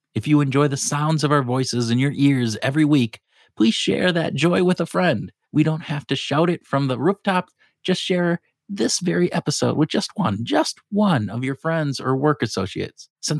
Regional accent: Cedarburg, Wisconsin, United States; also born or lived in Wayzata, United States / Iowa, United States; I grew up in the Midwest, so Wisconsin, around the Milwaukee area, a town called Cedarburg.

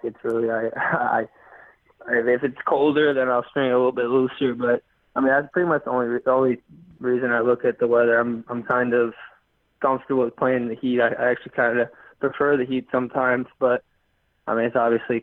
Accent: North Carolina, United States; also born or lived in New Jersey; I grew up, well, I was born in New Jersey, moved to North Carolina when I was like 6 months old, and lived there pretty much my whole childhood. I would say I'm a North Carolina guy, like being a Southern boy

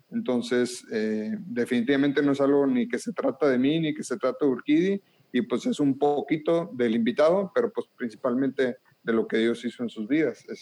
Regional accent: northern Mexico, Mexico; accent: norteño; yo que tengo el acento norteño bien marcado

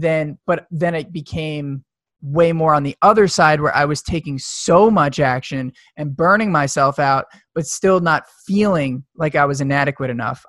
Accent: suburbs of New York, United States; i grew up in the suburbs of new york

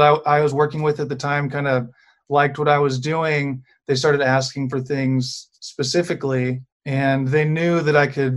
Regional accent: Memphis, Tennessee, United States; moved away as an adult; also born or lived in Abilene, Texas / Austin, Texas; I grew up here in Memphis

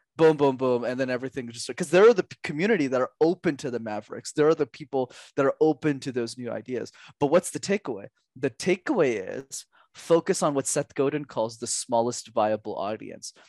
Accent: Canada; I was born in Canada

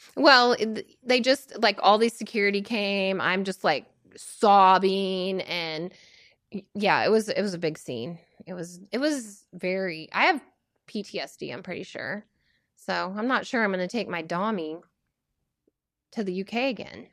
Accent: Washington, United States; now in Oregon, United States; born and raised Washingtonian, then to Oregon

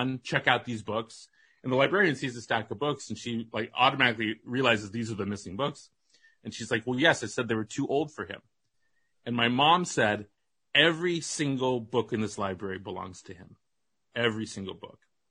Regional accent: Walnut Creek, California, United States; I grew up in Walnut Creek, which is not far from Sonoma

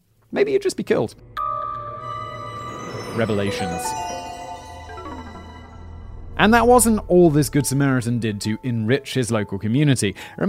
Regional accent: United Kingdom; Because Callum's British, I'm obviously British.

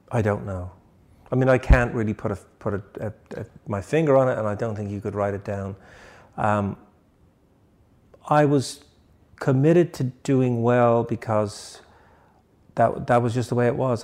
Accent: Dublin, Leinster, Ireland; moved away as an adult; also born or lived in England; now in United States; I'm from Dublin

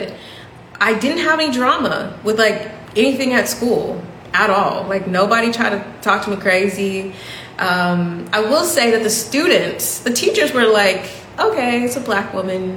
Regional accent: United States; moved away; a black woman from America speaking, you know, quite good English

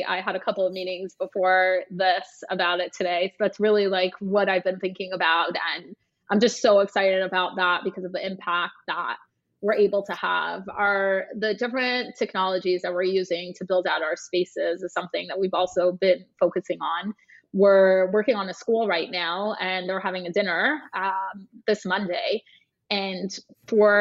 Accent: Toronto, Ontario, Canada; moved away as an adult; now in New York, United States; I am from Toronto. I moved to New York and essentially started the firm from scratch here.

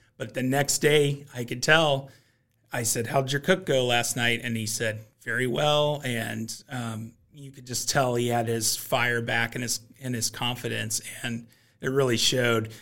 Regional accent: Kansas City, Missouri, United States; I grew up in Kansas City where barbecue is just a common part of the culture

